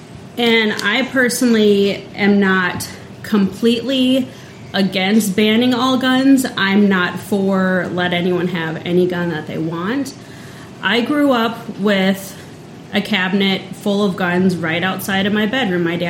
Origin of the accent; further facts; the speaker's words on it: Central South Dakota, United States; growing up in Central South Dakota